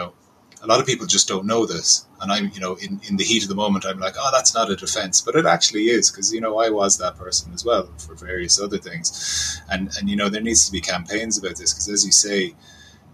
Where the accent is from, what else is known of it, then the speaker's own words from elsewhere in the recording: Cork, Munster, Ireland; I'm from Cork